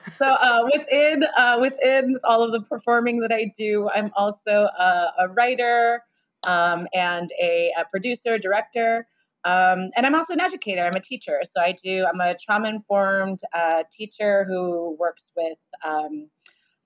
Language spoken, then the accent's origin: English; San Francisco, California, United States; growing up in San Francisco